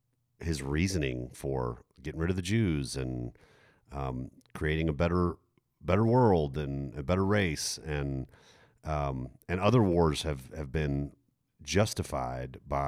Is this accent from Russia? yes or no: no; Germany; I mean, yeah, I grew up in Germany in the 1980s.